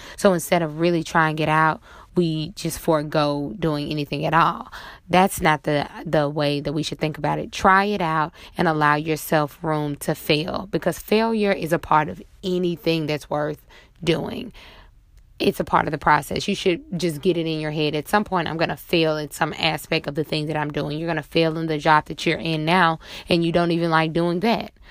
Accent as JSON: {"language": "English", "town": "Monroe", "region": "Louisiana", "country": "United States", "tie": "born or raised there", "lives_now": "New Orleans, United States", "said": "my hometown of Monroe, Louisiana"}